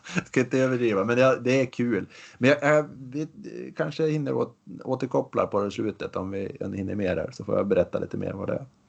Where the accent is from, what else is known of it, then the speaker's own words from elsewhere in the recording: Västernorrland County, Sweden; hemma i Ångermanland